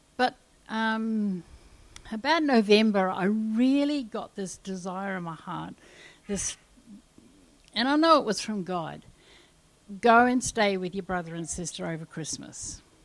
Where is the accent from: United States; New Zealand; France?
New Zealand; moved away; also born or lived in Kalgoorlie, Australia; I come from New Zealand and I come from the wettest area in New Zealand, so we have bush galore, and and I have grown up with just being able to walk down in the bush at any time I liked